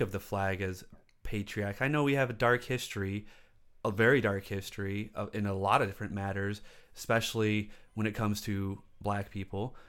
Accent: South Lyon, Michigan, United States; I grew up in South Lyon, and that's even whiter than Livonia.

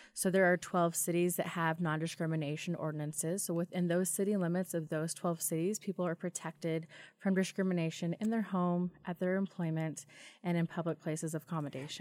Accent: Wilder, Idaho, United States; I am from Idaho, born and raised. Uh, I actually grew up in Wilder.

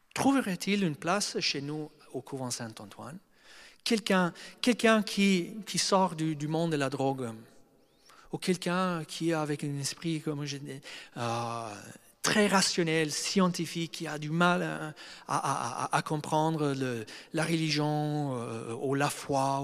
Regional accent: Australia; moved away; je viens d'Australie, c'est un pays de mentalité européenne occidentale

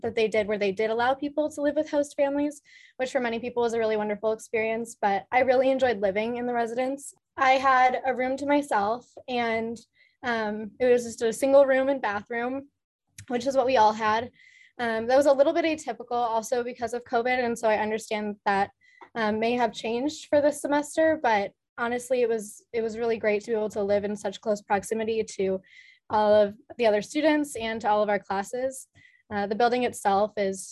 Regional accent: Minneapolis, Minnesota, United States; moved away as an adult; now in Notre Dame, United States; I grew up in Minneapolis, Minnesota, and I live in Ryan Hall on campus

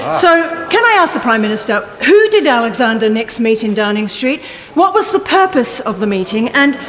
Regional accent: Australia; moved away as an adult; now in United Kingdom; when I was growing up in Australia.

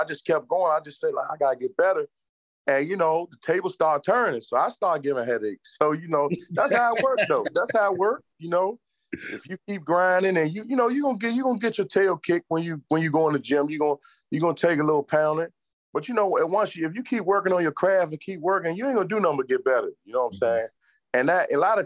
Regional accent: Washington, District of Columbia, United States; now in Maryland, United States; I'm from Washington, D.C. I'm Washingtonian. I live in Maryland now, but I was born and raised in Washington, D.C.

